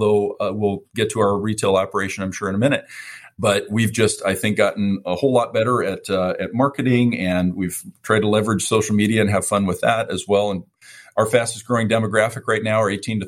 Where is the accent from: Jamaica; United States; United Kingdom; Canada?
United States; San Francisco, California; I was born in San Francisco. I'm a West Coast guy